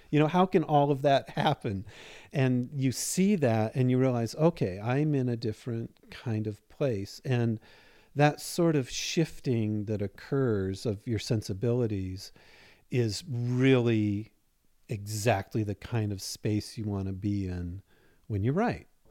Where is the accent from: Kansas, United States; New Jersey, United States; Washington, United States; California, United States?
Washington, United States; Seattle; also born or lived in Chapel Hill, North Carolina; now in Spokane, United States; I'm originally from Seattle